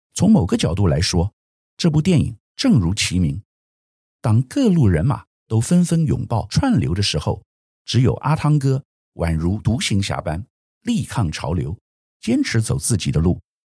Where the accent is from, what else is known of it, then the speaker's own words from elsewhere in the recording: Taiwan; 作为台湾人